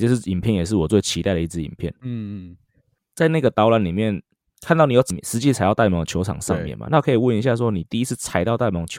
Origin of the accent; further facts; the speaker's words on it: Taiwan; 我台湾人会花三千二看拉拉队啊。